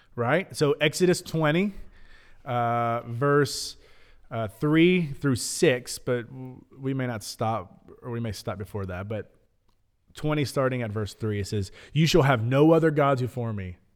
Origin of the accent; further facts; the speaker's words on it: Lebanon, Tennessee, United States; Growing up in Middle Tennessee, growing up in Lebanon